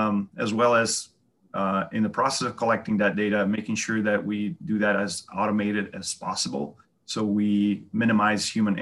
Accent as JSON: {"language": "English", "country": "Brazil", "tie": "born or raised there", "moved": "as an adult", "lives_now": "United States", "said": "I'm originally from Brazil. Grew up there with family in farming."}